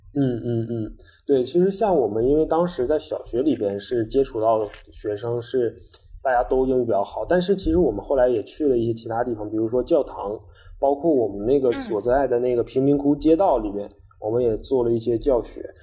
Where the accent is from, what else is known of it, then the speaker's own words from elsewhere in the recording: China; 有三名是我们中国人